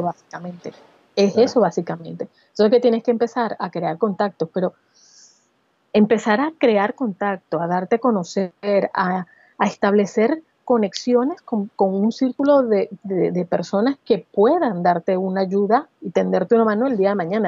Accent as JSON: {"language": "Spanish", "town": "Barquisimeto", "region": "Lara", "country": "Venezuela", "tie": "born or raised there", "also_born_or_lived": "San Cristóbal, Venezuela / Caracas, Venezuela", "moved": "as an adult", "lives_now": "Barcelona, Spain", "said": "nací en San Cristóbal, en la región andina de Venezuela, pero me crié en Barquisimeto"}